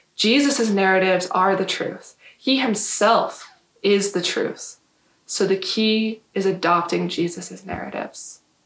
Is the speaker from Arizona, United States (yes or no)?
yes; Yuma, Arizona, United States; I grew up in Yuma